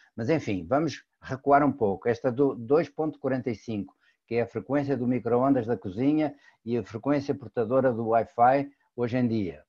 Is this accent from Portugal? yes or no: yes; Portugal; moved away; also born or lived in Brazil; sou português de, naturalidade brasileira por opção